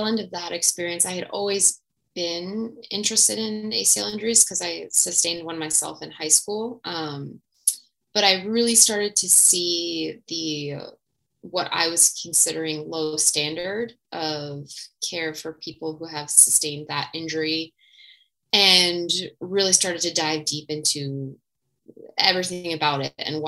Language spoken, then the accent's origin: English; New Jersey, United States; I am originally from New Jersey in the States